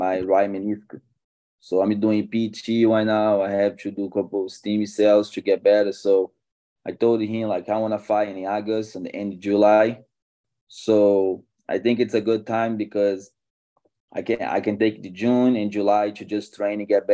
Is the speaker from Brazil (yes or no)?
yes; Brazil; moved away as an adult; now in United States; I'm from Brazil. Been here in America for 4 years, 4.5 years